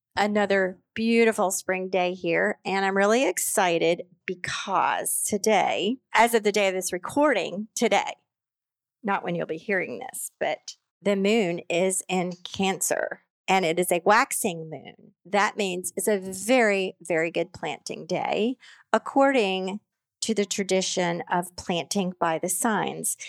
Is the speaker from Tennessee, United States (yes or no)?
yes; East Tennessee, United States; he grew up in East Tennessee, like me